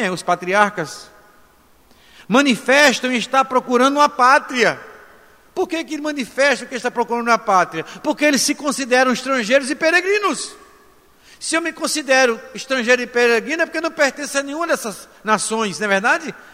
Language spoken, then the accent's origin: Portuguese; Brazil; A nacionalidade somos brasileiros